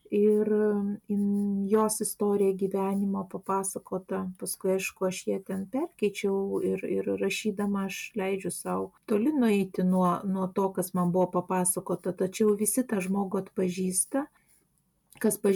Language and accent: Lithuanian; Vilnius, Vilnius County, Lithuania; moved away as an adult; now in Klaipėda, Lithuania; aš esu Vilnietė, vad Klaipada jau senai gyvenu, bet būdama Vilniuje gyvendama